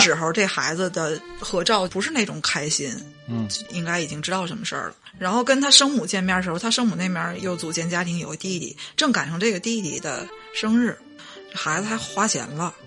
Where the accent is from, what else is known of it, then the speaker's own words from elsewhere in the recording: Northeast China, China; accent: Northeastern (Dongbei); 你听不出来我说话是有东北口音的吗